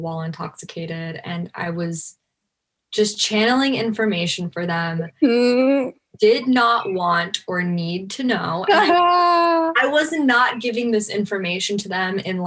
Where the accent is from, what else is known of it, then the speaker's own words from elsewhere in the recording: Los Angeles, California, United States; I grew up in Hollywood